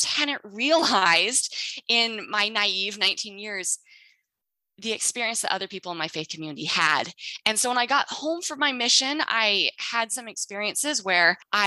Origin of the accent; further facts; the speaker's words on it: Utah, United States; moved away as an adult; now in Texas, United States; I'm originally from Utah.